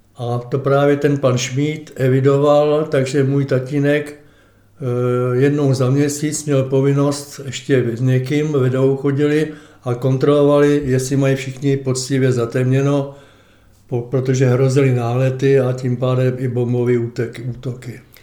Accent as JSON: {"language": "Czech", "region": "Prague", "country": "Czechia", "tie": "born or raised there", "said": "tatínek v roce třicet osm zahájil stavbu rodinného domku a v roce třicet devět jsem nastoupil sem do Klánovic do druhé třídy"}